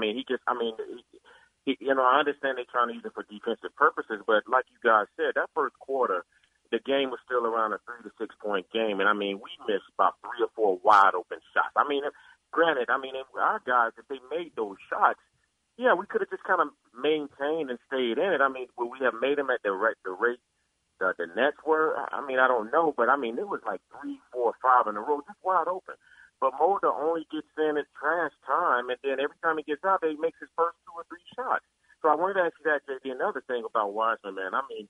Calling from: North Carolina, United States; I'm calling from North Carolina, actually, Jay

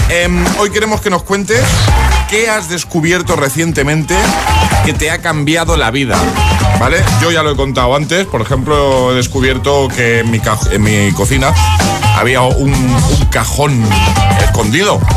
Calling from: Valencia, Valencian Community, Spain; de Valencia.

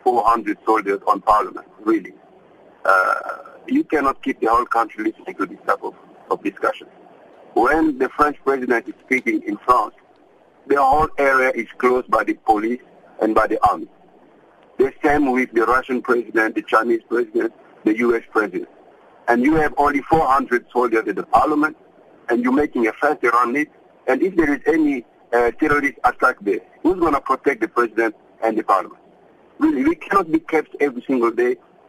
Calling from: Cape Town, Western Cape, South Africa; Good day, madam. I'm calling from Cape Town.

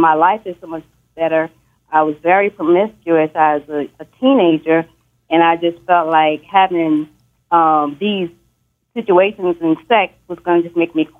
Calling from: Dallas, Texas, United States; I'm calling from Dallas.

